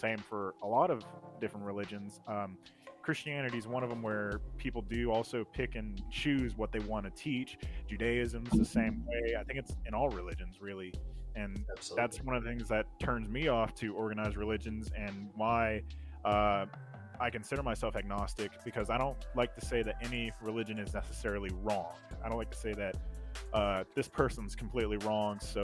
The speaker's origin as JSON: {"language": "English", "region": "Alabama", "country": "United States", "tie": "born or raised there", "said": "growing up in Alabama"}